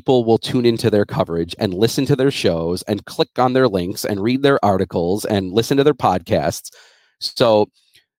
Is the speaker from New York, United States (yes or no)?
yes; Buffalo, New York, United States; also born or lived in Lancaster, New York / Amherst, New York; I grew up in Buffalo. I lived in Lancaster. I grew up. I now live in Amherst